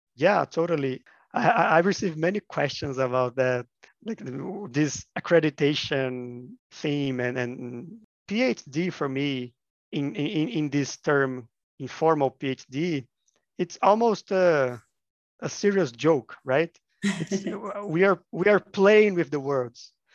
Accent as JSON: {"language": "English", "region": "Minas Gerais", "country": "Brazil", "said": "I'm from Minas Gerais, which is a state of Brazil"}